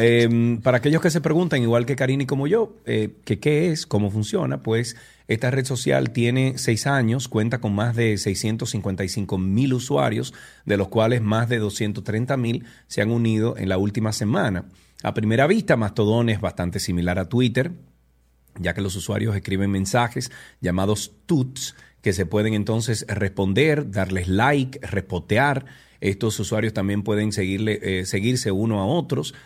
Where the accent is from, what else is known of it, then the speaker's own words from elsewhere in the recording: Dominican Republic; aquí en República Dominicana